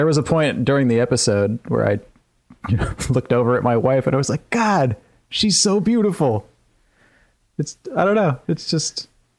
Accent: Texas, United States; I find it a little charming personally as a Texan.

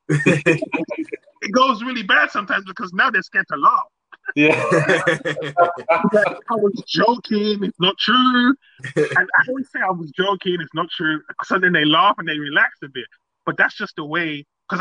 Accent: London, United Kingdom; born or raised there; also born or lived in Nigeria

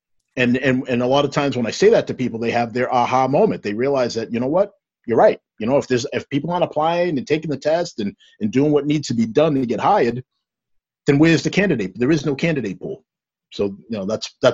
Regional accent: Stoughton, United States; I grew up in Stoughton, old Stoughton, that was nowhere near as diverse as where we are now.

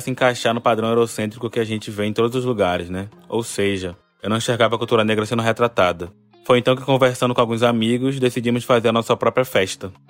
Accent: Salvador, Bahia, Brazil; Eu nasci e vivo em Salvador

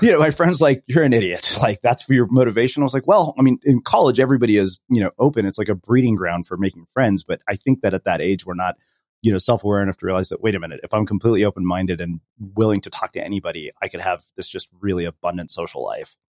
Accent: Texas, United States; moved away; also born or lived in California; you grow up as an Indian immigrant in a small Texas town

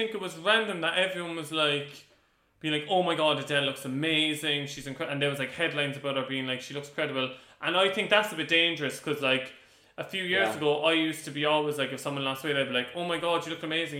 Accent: Ireland; From being Irish, I think it just pulses through our veins.

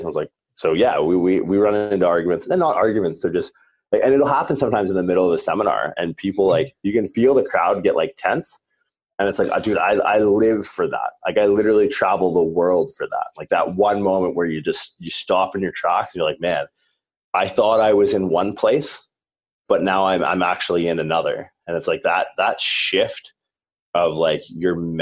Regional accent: Southwestern Ontario, Canada; being like a Canadian from Southwestern Ontario

